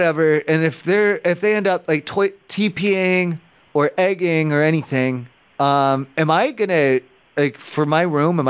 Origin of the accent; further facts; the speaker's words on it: Ohio, United States; I'm from Ohio. I'm not from here. In Ohio at home, when I'm at home for Halloween, sometimes the neighborhood kids, and they throw eggs at houses or they put toilet paper on houses.